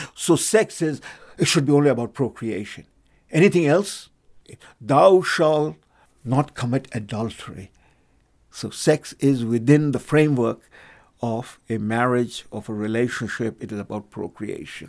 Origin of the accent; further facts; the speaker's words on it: India; moved away; I come from India